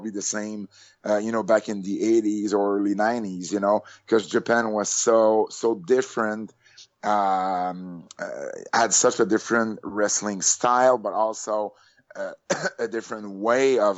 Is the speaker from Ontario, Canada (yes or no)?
no; Montreal, Quebec, Canada; I am from Canada, Montreal